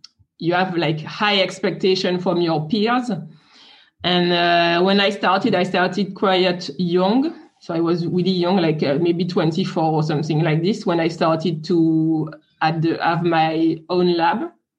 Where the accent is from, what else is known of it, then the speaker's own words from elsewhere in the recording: France; English is a second language; So I am French. You can hear it with my accent.